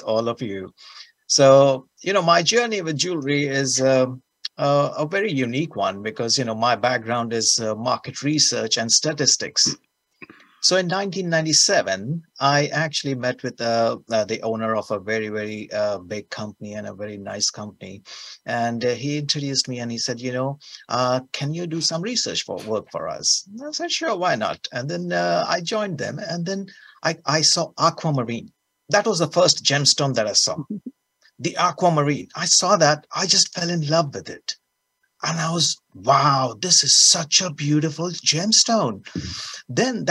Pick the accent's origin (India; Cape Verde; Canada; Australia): India; moved away; I'm a small boy from India, you know, and with my accent